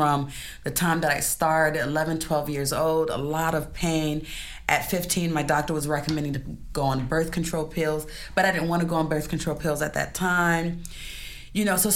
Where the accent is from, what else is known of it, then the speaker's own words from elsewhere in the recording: New York, United States; also born or lived in Florida / Washington, D.C. area / Salvador, Brazil; now in Brazil; I grew up in the United States. So I was born in Brooklyn, New York